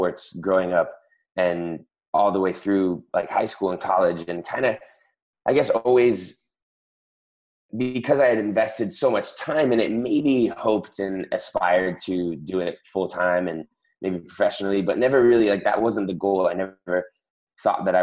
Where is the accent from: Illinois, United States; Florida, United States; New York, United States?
Florida, United States; Miami; I am from Miami, Florida, and I am a CrossFit Games athlete